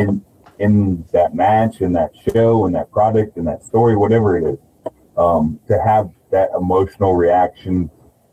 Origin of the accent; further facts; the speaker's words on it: Central Texas, United States; I'm from Central Texas